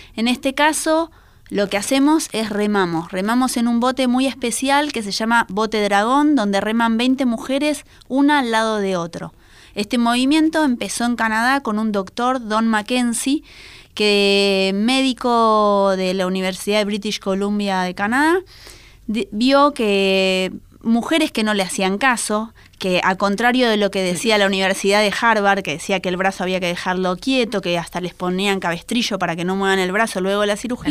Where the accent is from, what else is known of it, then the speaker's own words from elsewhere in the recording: Argentina; como buenas argentinas